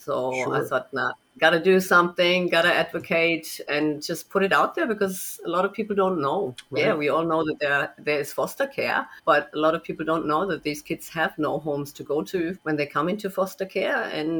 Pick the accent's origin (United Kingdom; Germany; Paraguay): Germany; moved away; also born or lived in United States; So I'm already an expat child. I'm originally from Germany, but my father was an engineer, so we moved quite a bit.